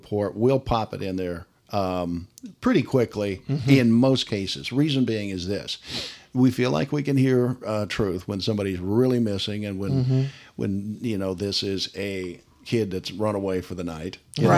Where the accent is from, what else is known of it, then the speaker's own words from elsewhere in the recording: Missouri, United States; I'm from Missouri.